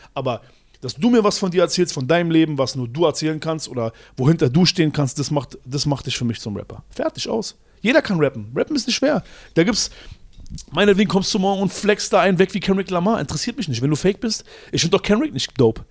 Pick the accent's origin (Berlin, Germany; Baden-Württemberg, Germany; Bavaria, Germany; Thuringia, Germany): Berlin, Germany; ich komme aus Berlin, Schöneberg